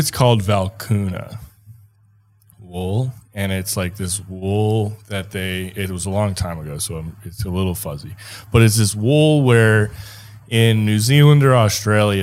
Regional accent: Minnesota, United States; born or raised there; moved away as an adult; also born or lived in Wyoming / Wisconsin; now in Colorado, United States

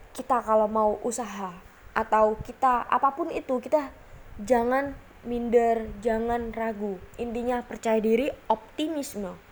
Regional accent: Surabaya, East Java, Indonesia; saya pernah melihat di kota saya di Surabaya

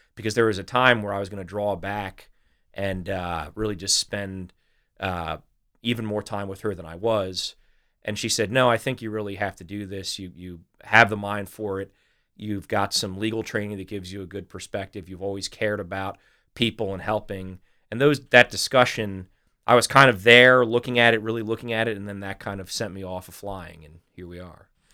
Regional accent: Delaware, United States; also born or lived in Little Rock, Arkansas; I'm I'm pretty much a Delawarean

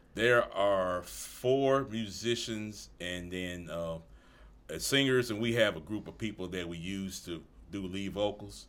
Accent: Covington, Tennessee, United States; also born or lived in Atoka, Tennessee; I was born here in Covington

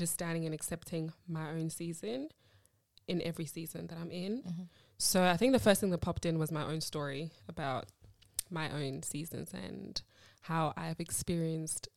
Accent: South Africa; moved away; also born or lived in Malawi / Rwanda; I grew up in South Africa

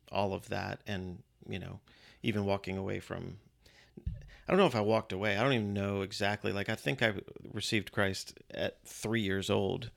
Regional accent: Virginia, United States; born or raised there; also born or lived in Western New York / Austin, Texas

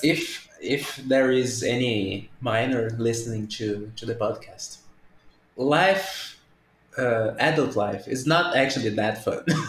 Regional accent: Brazil; English is a second language; I'm from Brazil. English is not my first language

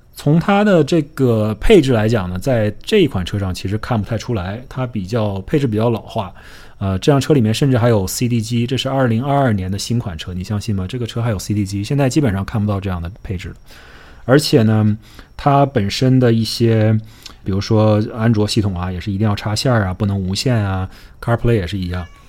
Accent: Northeast China, China; accent: Northeastern; now in Miami, United States; 用我们东北话来说

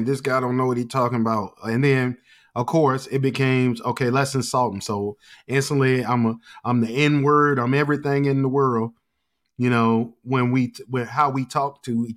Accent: Portsmouth, Virginia, United States; when I grew up in Portsmouth, I was growing up around people

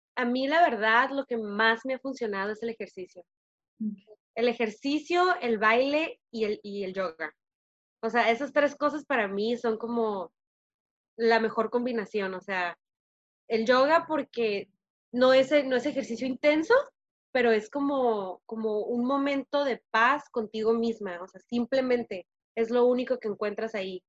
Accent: Tijuana, Baja California, Mexico; moved away as an adult; also born or lived in San Diego; now in United States; nací en San Diego, pero viví en Tijuana casi toda mi vida

